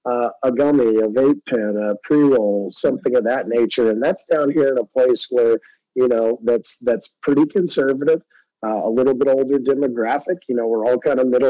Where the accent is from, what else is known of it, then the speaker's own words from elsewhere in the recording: Texas, United States; my home state of Texas